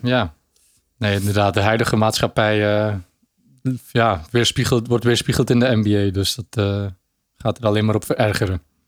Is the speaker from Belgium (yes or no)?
yes; Belgium; ik ben een Belg